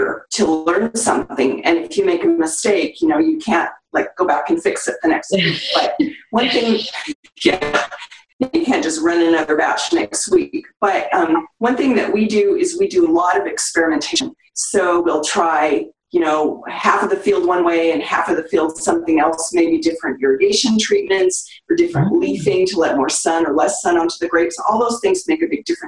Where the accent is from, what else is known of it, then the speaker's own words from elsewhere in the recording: Seattle, Washington, United States; I grew up in Seattle